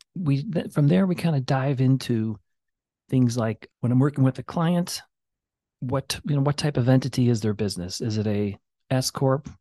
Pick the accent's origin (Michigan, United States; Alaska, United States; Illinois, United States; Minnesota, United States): Illinois, United States; Chicago; now in Valparaiso, United States; I grew up in Chicago playing in alleys